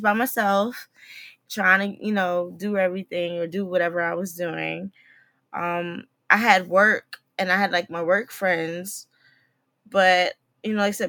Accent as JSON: {"language": "English", "region": "New Jersey", "country": "United States", "moved": "yes", "lives_now": "DMV (Washington, D.C. area), United States", "said": "I'm from Jersey"}